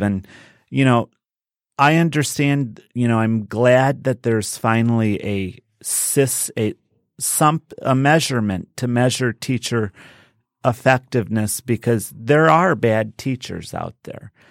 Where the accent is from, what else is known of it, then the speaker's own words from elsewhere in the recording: Westland, Michigan, United States; also born or lived in Dearborn, Michigan / South Lyon, Michigan; I grew up in Westland until I was in s, uh, eighth grade.